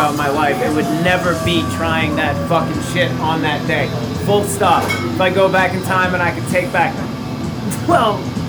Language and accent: English; Cape Cod, Massachusetts, United States; when I was growing up on the Cape